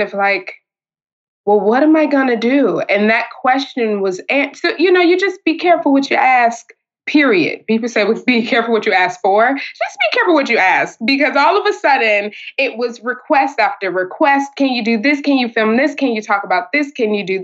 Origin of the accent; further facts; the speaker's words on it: Chicago, Illinois, United States; grew up with PBS and pardon me, PBS and WTTW and things like that. I'm from Chicago